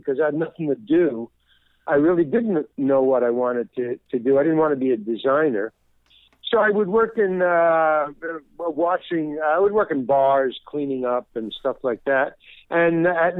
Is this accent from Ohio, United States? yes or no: no; New York City, New York, United States; also born or lived in Syracuse, New York; I was born in New York City, Manhattan General Hospital. I lived, grew up in Far Rockaway, Long Island, went to Far Rockaway High, graduated